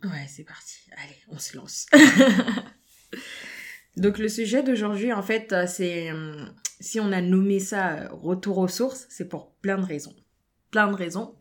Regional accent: France; nous sommes nés en France, nous avons grandi en France

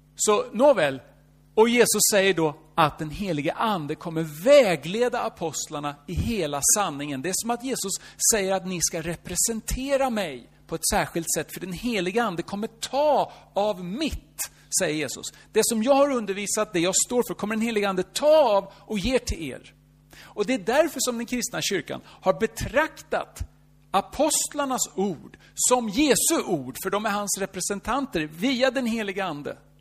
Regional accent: Norrköping, Östergötland, Sweden; Fast jag är ingen stockholmare. Jag är född i Norrköping

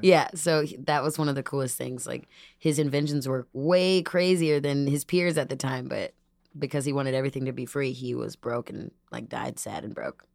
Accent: Dunlap, Illinois, United States; also born or lived in Peoria, Illinois; now in Chicago, United States; from Peoria, and then I actually, majority grew up in Dunlap

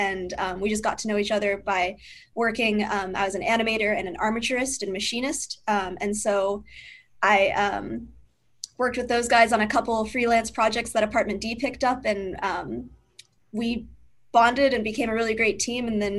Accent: Portland, Oregon, United States; moved away as an adult; also born or lived in Rochester, New York; now in Burbank, United States; I grew up in Portland, Oregon, so that's a big stop motion town.

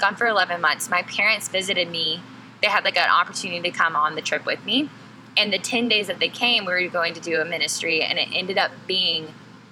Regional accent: San Antonio, Texas, United States; moved away; I'm from San Antonio originally

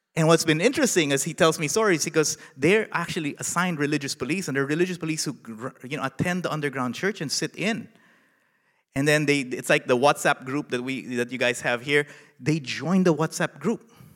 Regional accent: Philippines; moved away as an adult; now in Nashville, United States; a Filipino in the United States

